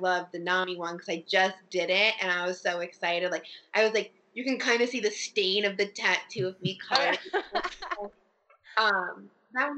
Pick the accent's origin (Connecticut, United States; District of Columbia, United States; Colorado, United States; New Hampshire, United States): Connecticut, United States; I'm from the East Coast. I'm from Connecticut